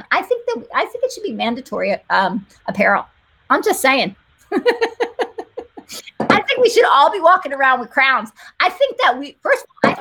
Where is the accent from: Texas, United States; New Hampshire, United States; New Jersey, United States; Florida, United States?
New Jersey, United States; I am from Jersey.